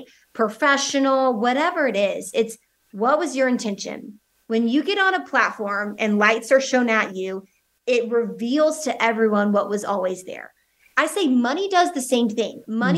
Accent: the South, United States; I'm from the South United States

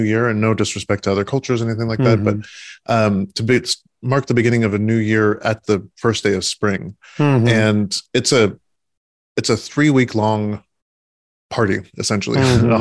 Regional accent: California, United States; I was born in California

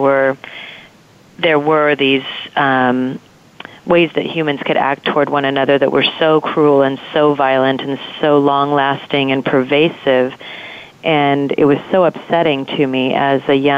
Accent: Southern California, United States; I grew up in Southern California

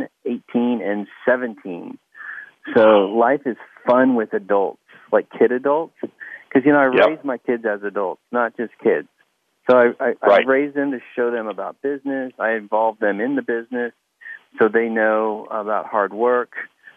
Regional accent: Kansas City, Missouri, United States; moved away; also born or lived in Dearborn, Michigan / Arkansas; I'm from Dearborn, Michigan. Spent a lot of time, most of my life, in Kansas City, Missouri

